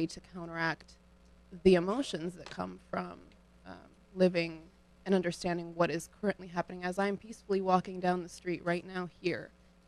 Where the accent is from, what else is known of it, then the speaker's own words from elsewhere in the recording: Cleveland, Ohio, United States; accent: Ukrainian; moved away as an adult; now in New Haven, United States; I am from Cleveland, Ohio, originally. My parents are from Western Ukraine, though. I was raised very Ukrainian here in the States.